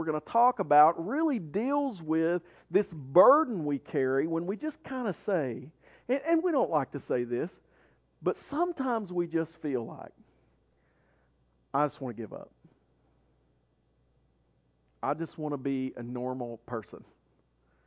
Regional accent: Maryville, Tennessee, United States; Maryville when I grew up there

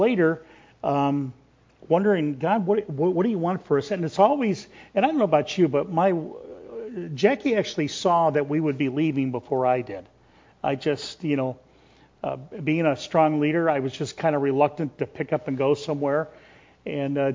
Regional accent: rural Chicago area, Illinois, United States; moved away as an adult; also born or lived in Wisconsin; Grew up in kind of a rural Chicago area there before it was taken over by the city

